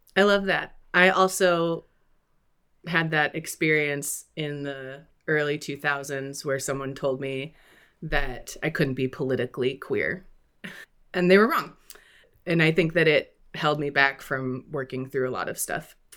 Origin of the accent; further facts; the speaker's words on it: Midwest, United States; Culturally, I'm also Midwestern and white.